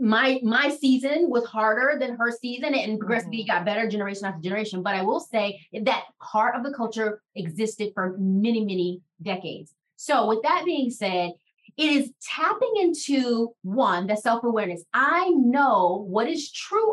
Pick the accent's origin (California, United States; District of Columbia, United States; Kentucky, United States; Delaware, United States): District of Columbia, United States; Washington; Shara and I grew up in Washington, D.C.